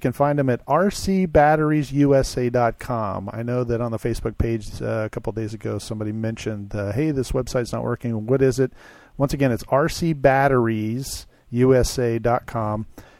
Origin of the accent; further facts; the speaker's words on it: Arizona, United States; from Arizona, visiting Texas.